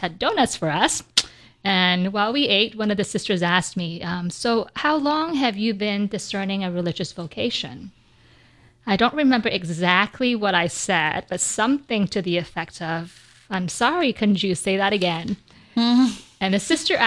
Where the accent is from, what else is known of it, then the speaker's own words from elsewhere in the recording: Vancouver, British Columbia, Canada; I grew up in Vancouver, British Columbia